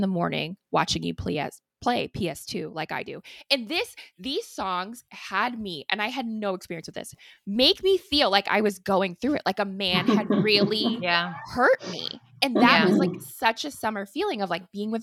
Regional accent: Missouri, United States; I grew up in Missouri

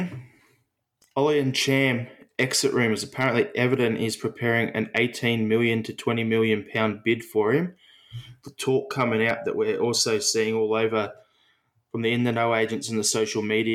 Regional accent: Australia; as an Australian Celtic fan

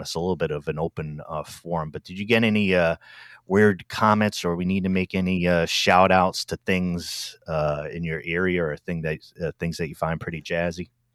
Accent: Rhode Island, United States; moved away; also born or lived in Washington, D.C. / Silver Spring, Maryland; I'm from Rhode Island originally, but my first stop outside of that area where I grew up

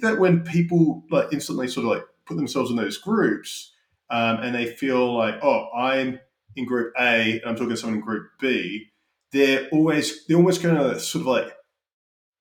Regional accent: Australia; moved away as an adult; also born or lived in United Kingdom; now in United States; Having grown up in Australia

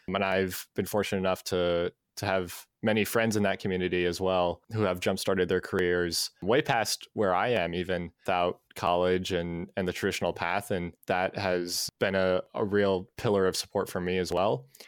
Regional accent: Ohio, United States; also born or lived in Cleveland, Ohio / Florida; now in Columbus, United States; So I'm from Ohio. I grew up in Cleveland for half of my childhood, spent a year in Florida, and then I've been in Columbus for about seven years now

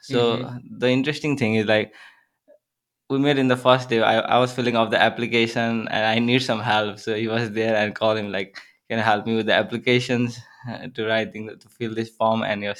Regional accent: Dharan, Koshi Province, Nepal; English is a second language; now in Edwardsville, United States; So I'm from Nepal. So I grew up in the eastern part of Nepal. So the name of my town is Dharan. It's a beautiful city.

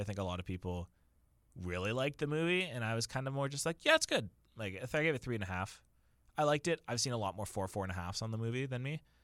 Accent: Waterloo, Ontario, Canada; it's my hometown

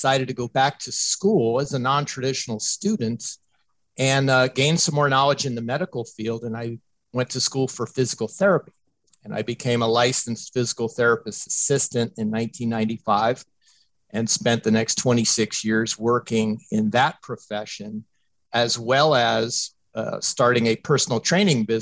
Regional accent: Tampa, Florida, United States; my hometown team, the Tampa Bay Buccaneers

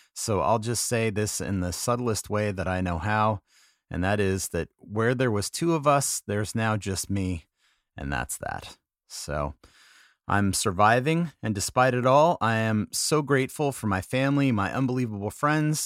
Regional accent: San Diego, California, United States; moved away; it was good to be back in my hometown where I went to junior high and high school

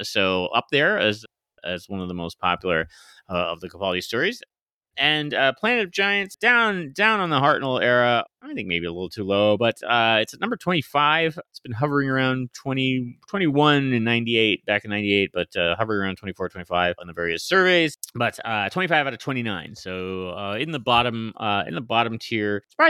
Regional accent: Scotland, United Kingdom; I'm a Scotsman myself. What can I say?

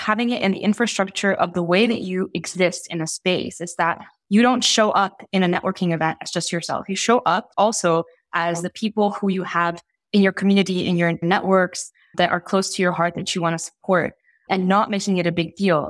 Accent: Italy; moved away; also born or lived in Egypt / Oxford / Geneva; I grew up in Italy. I'm Egyptian Italian. I spent most of my childhood in Italy

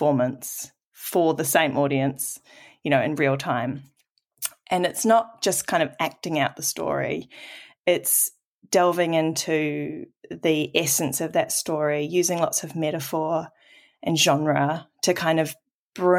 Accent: Auckland, New Zealand; I'm a first-generation New Zealander, and I grew up in Tamaki Makaurau, Auckland

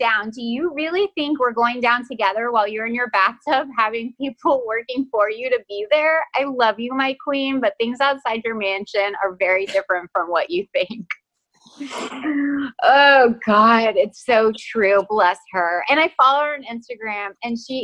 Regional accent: Texas, United States; accent: Texas; I'm from Texas, and when my family and I get on the phone, my Texas accent like gets cranked up

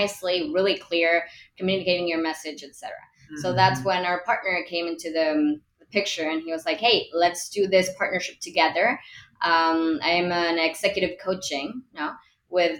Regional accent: Mexico City, Mexico; I'm from Mexico City. We're in Monterrey.

